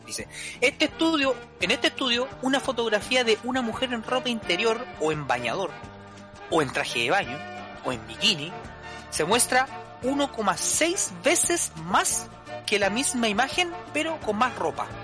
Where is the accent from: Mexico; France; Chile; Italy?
Chile; Valparaíso; mi ciudad natal